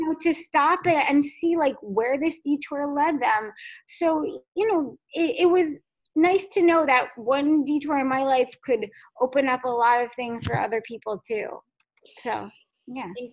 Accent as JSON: {"language": "English", "town": "Fairfield", "region": "Connecticut", "country": "United States", "tie": "born or raised there", "said": "I grew up in, in Fairfield, Connecticut"}